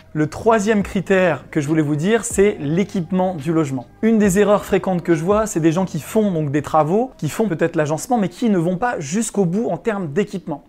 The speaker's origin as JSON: {"language": "French", "town": "Chambéry", "region": "Auvergne-Rhône-Alpes", "country": "France", "said": "c'est la ville dont je suis originaire, la ville de Chambéry en Savoie, dans l'est de la France."}